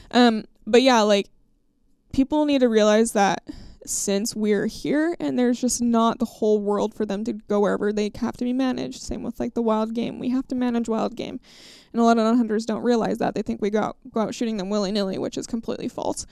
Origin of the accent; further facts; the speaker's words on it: Idaho, United States; my home state of Idaho.